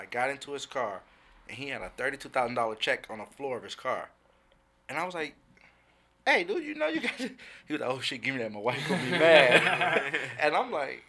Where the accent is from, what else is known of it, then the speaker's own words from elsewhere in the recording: Compton, California, United States; moved away; also born or lived in White Center, Washington; I grew up in Compton. In the, you know, L.A. area, moved to White Center, the Seattle area